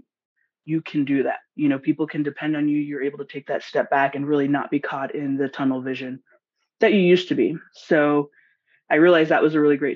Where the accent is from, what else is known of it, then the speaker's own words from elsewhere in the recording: Los Angeles, California, United States; moved away as an adult; also born or lived in Washington State; now in Washington, United States; I'm originally from Los Angeles or California, Southern California, and I moved to Washington State about 4 years ago